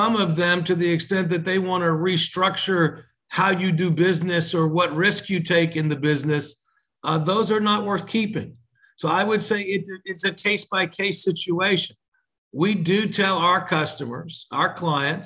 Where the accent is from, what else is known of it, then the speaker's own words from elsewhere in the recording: Texas, United States; also born or lived in Long Island, New York / New York; I was born in Long Island, New York, and moved to Texas when I was 5 years old.